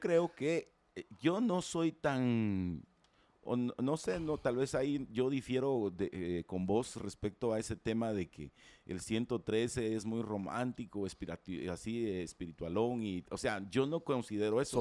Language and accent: Spanish; Guatemala; yo como ciudadano guatemalteco